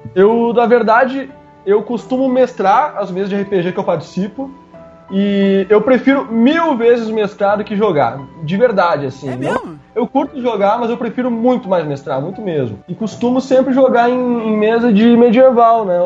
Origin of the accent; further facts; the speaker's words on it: Curitiba, Paraná, Brazil; moved away; eu sou curitibano, hein? Eu moro aqui, mas eu sou curitibano até a morte